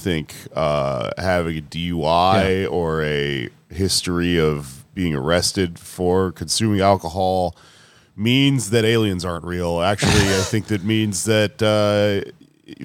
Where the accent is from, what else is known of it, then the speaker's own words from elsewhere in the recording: New York City, New York, United States; I'm a New Yorker